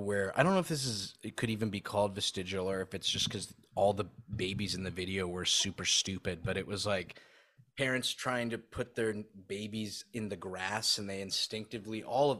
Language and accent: English; Saudi Arabia; I grew up in Saudi